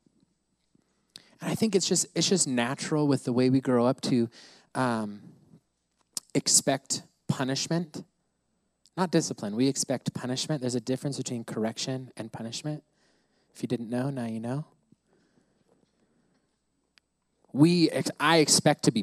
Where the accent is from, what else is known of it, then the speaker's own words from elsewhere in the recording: United States; I grew up in the States